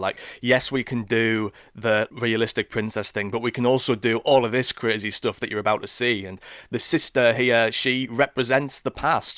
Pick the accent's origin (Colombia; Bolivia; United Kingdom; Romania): United Kingdom; Sunderland, North East England; inspired by the beaches of Whitburn and Seaburn, where I grew up.